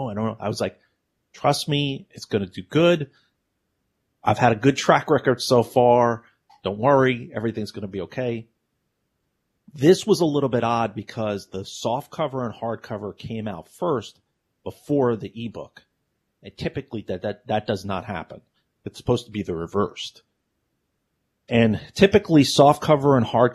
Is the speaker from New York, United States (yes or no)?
yes; New York City, New York, United States; moved away; I'm from New York City